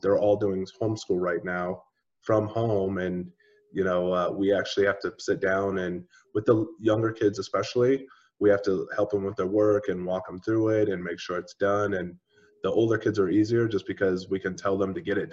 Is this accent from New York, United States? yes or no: no; Grand Junction, Colorado, United States; I grew up in Grand Junction, which is on the Western Slope, about 4 hours, give or take, from Denver